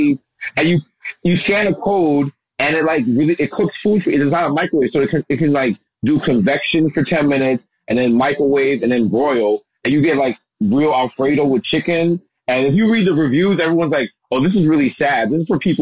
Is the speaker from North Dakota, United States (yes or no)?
no; New York, United States; I'm from New York